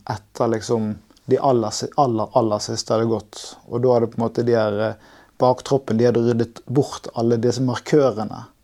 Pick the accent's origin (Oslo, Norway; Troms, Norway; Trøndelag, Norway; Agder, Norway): Troms, Norway; Tromsø; Jeg er fra Tromsø.